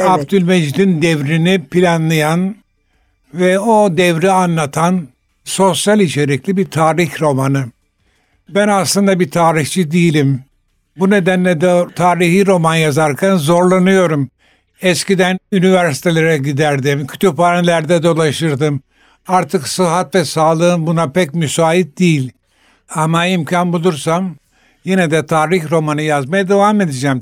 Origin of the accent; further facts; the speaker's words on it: Istanbul, Turkey; ben 3 asırdan beri İstanbul'da yaşayan bir ailenin çocuğuyum.